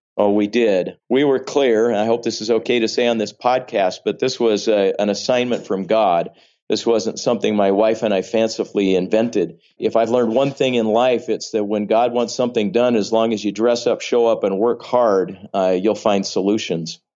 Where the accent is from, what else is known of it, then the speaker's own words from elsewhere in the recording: Vallejo, California, United States; raised primarily in Northern California